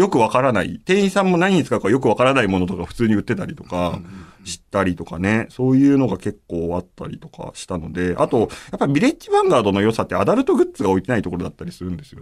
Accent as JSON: {"language": "Japanese", "town": "Kariya", "region": "Aichi", "country": "Japan", "tie": "born or raised there", "said": "正確に言うと僕、愛知県の刈谷市っていうとこ出身なんですけれども、まあでも、刈谷市って言っても通じないから大体僕簡単に名古屋って言っちゃうんですけど"}